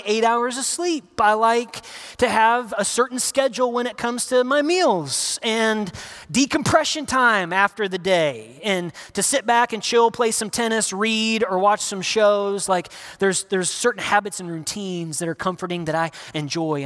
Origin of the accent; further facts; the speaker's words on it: Northern Indiana, United States; moved away; I'm from Northern Indiana